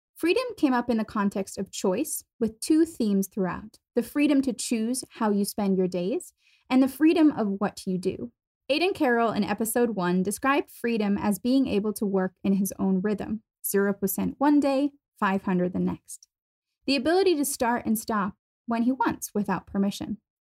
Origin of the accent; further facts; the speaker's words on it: Germany; moved away as an adult; also born or lived in United States / Boston / London; I was born and raised in Germany